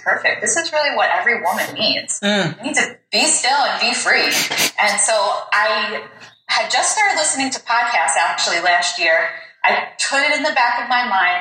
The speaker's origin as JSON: {"language": "English", "town": "Yonkers", "region": "New York", "country": "United States", "said": "I'm from Yonkers, New York, which is a city outside of New York City"}